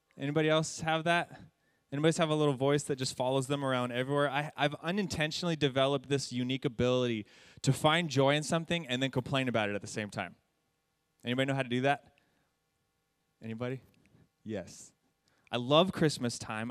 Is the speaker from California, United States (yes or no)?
yes; San Jacinto, California, United States; I grew up in San Jacinto